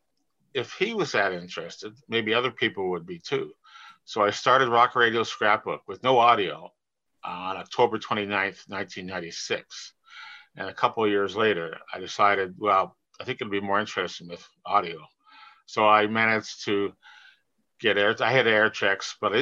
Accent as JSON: {"language": "English", "town": "Toronto", "region": "Ontario", "country": "Canada", "said": "I'm from Toronto"}